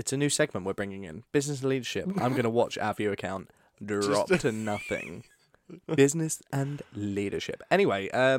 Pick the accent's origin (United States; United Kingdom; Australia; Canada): United Kingdom; We're British. We don't love ourselves.